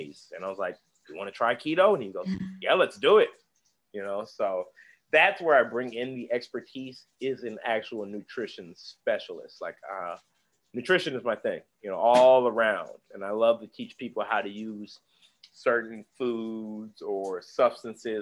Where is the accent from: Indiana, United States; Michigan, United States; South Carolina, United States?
Indiana, United States; Indianapolis; now in Atlanta, United States; I'm from Indianapolis. People don't kind of realize we are a donut town